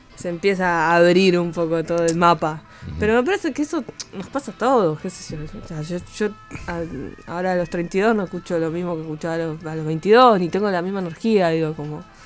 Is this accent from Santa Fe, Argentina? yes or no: no; Buenos Aires, Argentina; Yo nací al, eh, enfrente de la estación. y, mi colegio eh, es enfrente, o sea, hice toda la primaria en un colegio del otro lado de la estación